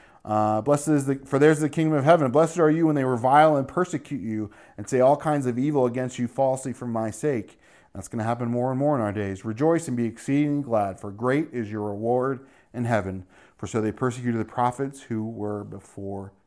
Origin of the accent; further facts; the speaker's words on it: New Jersey, United States; also born or lived in New York; growing up in New Jersey and New York, New York City was commonplace to us